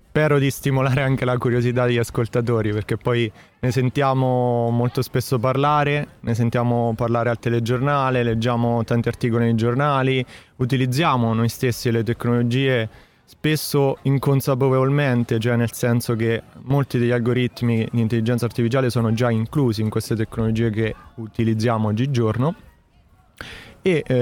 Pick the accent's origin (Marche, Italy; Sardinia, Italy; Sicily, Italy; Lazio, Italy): Marche, Italy; marchigiano e nello specifico nella provincia di Macerata.